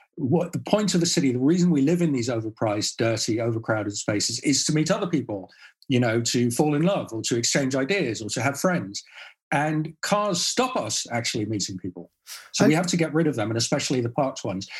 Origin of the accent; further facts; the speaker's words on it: Netherlands; I grew up in the Netherlands